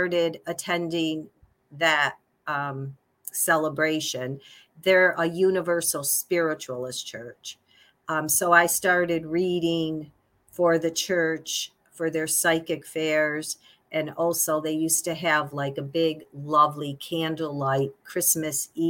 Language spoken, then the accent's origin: English; Auburn, New York, United States; I'm from Auburn, New York, which is about 45 minutes from Syracuse and about an hour from Rochester